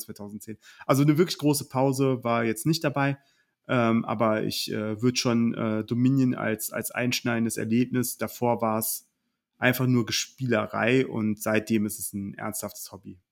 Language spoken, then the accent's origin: German; Oberbergisches Land, North Rhine-Westphalia, Germany; ich komme aus dem Oberbergischen